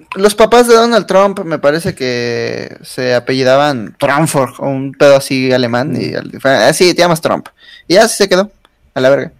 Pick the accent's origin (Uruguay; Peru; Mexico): Mexico; como mexicanos